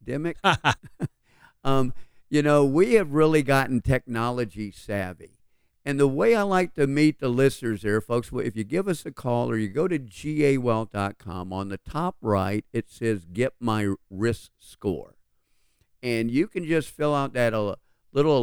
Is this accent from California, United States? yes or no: no; Atlanta, Georgia, United States; We grew up right here in Atlanta